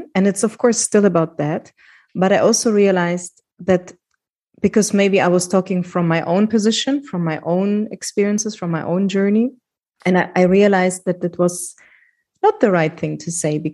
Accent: Germany; I grew up in Germany, being an immigrant, always feeling like, okay, I'm not part of the country

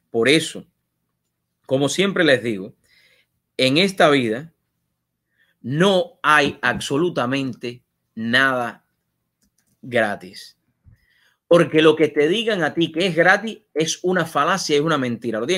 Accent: Cuba; moved away as an adult; salí de Cuba con 20 años. Salí de Cuba buscando libertad, que era lo que no tenía en Cuba.

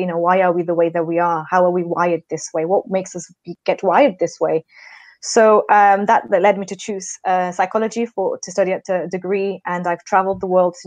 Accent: Portugal; I'm born and raised in Portugal, but to Indian parents

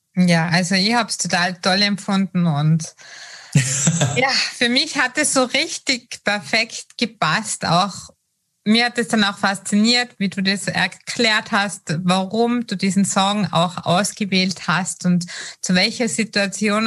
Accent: Austria; als Österreicherin

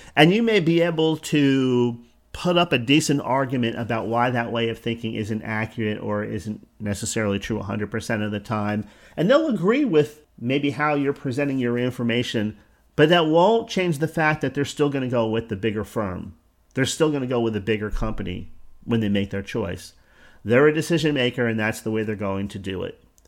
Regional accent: New Jersey, United States; now in Florida, United States; I'm from New Jersey, resettled in Florida

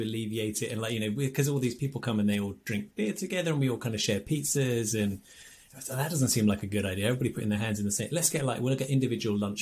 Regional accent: England, United Kingdom; we're English

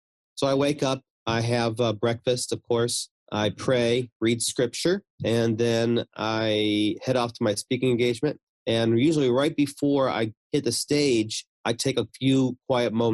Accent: United States; I'm from America

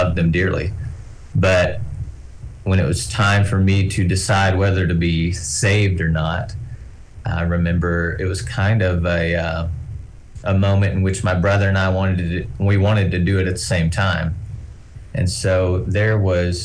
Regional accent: Tennessee, United States; moved away as an adult; also born or lived in Mount Pleasant, Tennessee / Texas; now in Oklahoma, United States; I grew up in Tennessee, and then once we graduated from college, we moved to Texas, and then from Texas to Oklahoma.

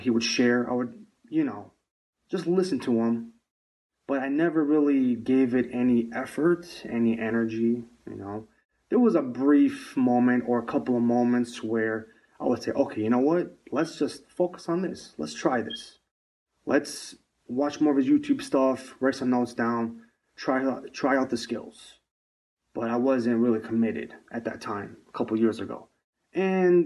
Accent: Michigan, United States; I am from the United States of America, specifically from the state of Michigan. I was born and raised here

